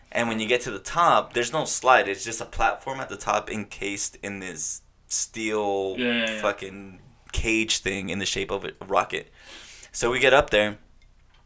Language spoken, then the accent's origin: English; California, United States; I'm from California, I live in California